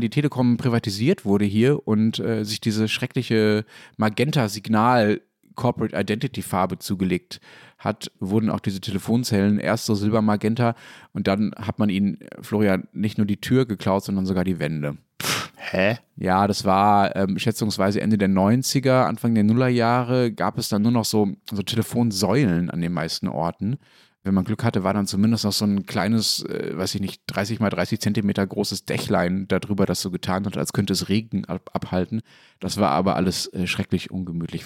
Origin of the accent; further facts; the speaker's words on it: western Germany, Germany; Ich komme ja nicht aus Berlin, sondern bin im Westdeutschland aufgewachsen